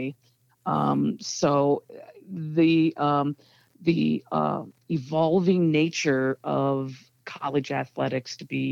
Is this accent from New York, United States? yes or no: no; Evanston, Illinois, United States; I've never not lived in or worked in Evanston every single day of my life. Born and raised.